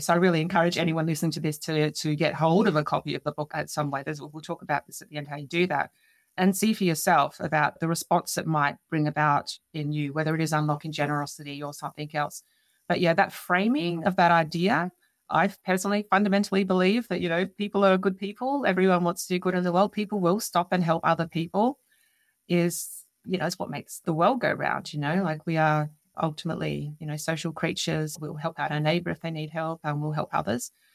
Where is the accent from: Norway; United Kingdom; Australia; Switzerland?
Australia; Adelaide, South Australia; Adelaide, which is something that I secured recently, being my hometown